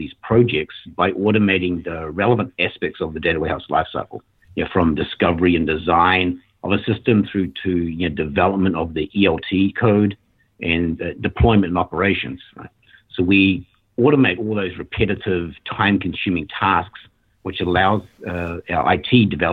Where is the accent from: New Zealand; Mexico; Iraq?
New Zealand; moved away as an adult; also born or lived in Sydney, Australia; now in Portland, Oregon, United States; I grew up in New Zealand and then moved to Australia